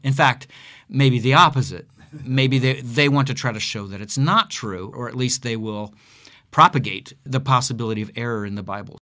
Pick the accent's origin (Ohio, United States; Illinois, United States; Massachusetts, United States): Ohio, United States; Akron; moved away as an adult; also born or lived in Southern California / Chicago / Siberia; I am, was born and raised in Akron, Ohio